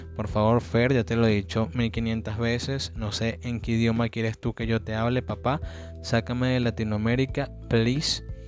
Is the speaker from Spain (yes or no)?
no; Venezuela; yo soy venezolano